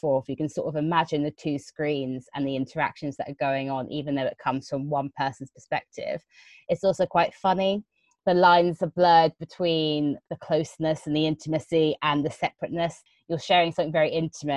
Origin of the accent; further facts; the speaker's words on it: London, United Kingdom; I'm a Londoner.